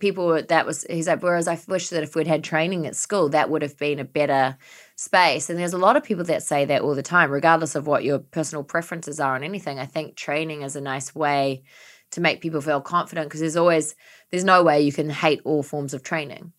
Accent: New Zealand; moved away; growing up in New Zealand, having so much grass and everything like

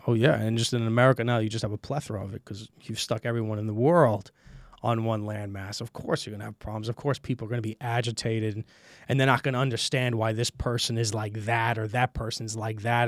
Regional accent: New York City, New York, United States; moved away as an adult; also born or lived in Brooklyn, New York / Queens, New York; now in Estonia; I was born and raised in Brooklyn, New York, and, uh, I moved to Queens when I was about, I think I was, like, what, six years old.

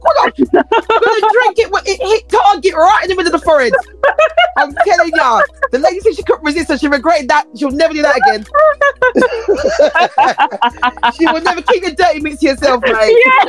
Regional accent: New York, United States; We're from New York.

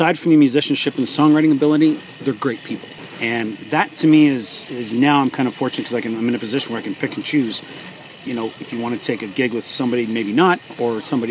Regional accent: Hamilton, Ontario, Canada; now in East Coast, Canada; I was born and raised in Hamilton

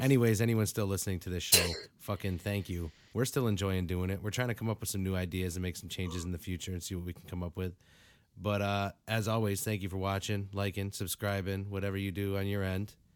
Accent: Springfield, Massachusetts, United States; I grew up right in Springfield area

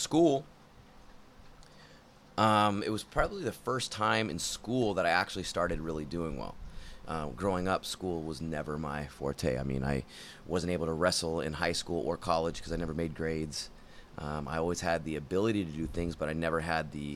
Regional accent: Sacramento, California, United States; moved away as an adult; I was originally from Sacramento, and I moved here to go to art and film school

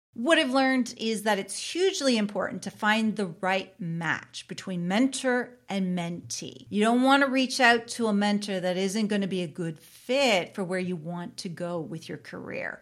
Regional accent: Canada; I am a Canadian

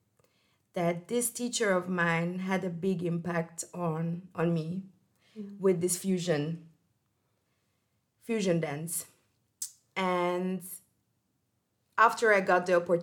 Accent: Hungary; moved away as an adult; also born or lived in Portugal; now in Austria; I'm coming from Hungary

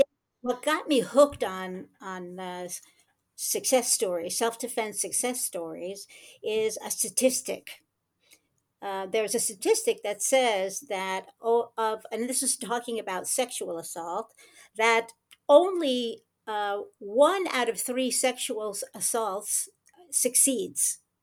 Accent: United States; now in Rehovot, Israel; I was born in the United States

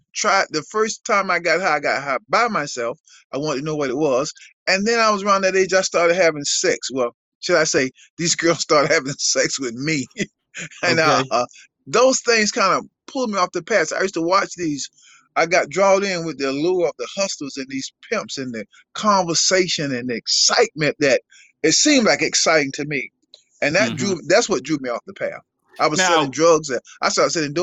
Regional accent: Riviera Beach, Florida, United States; I was born and raised in Riviera Beach, Florida.

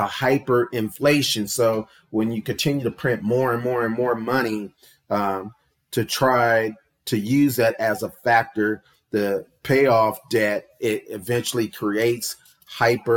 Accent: United States; we as the American people

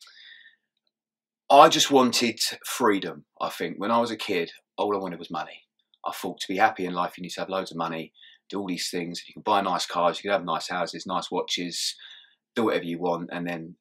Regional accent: Kent, South East England, United Kingdom; I grew up in Kent.

